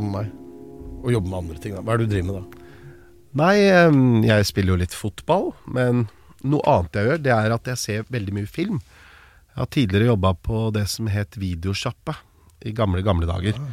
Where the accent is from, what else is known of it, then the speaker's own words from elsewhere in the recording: Norway; hvor lite oppmerksomhet det var hjemme i Norge